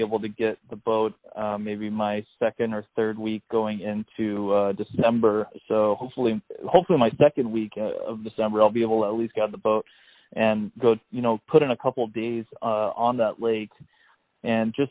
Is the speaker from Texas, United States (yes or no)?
no; Hawaii, United States; also born or lived in Oahu / Sacramento Delta, California; now in California, United States; growing up in Hawaii